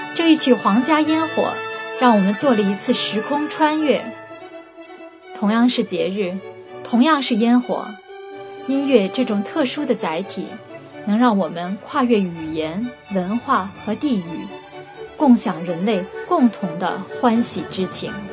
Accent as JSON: {"language": "Chinese", "country": "China", "said": "我们中国人过春节"}